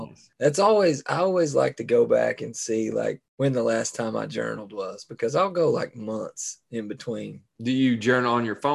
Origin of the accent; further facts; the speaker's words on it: Appalachia, United States; You know, we grew up in Appalachia for us, it, it, family tradition.